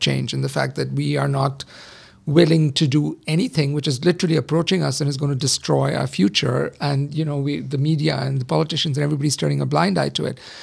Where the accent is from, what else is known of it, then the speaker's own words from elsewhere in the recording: India; I grew up in the seventies, but I grew up in India